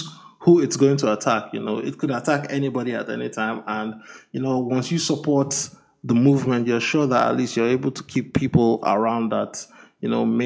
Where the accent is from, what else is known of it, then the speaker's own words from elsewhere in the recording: Nigeria; moved away; I'm from Nigeria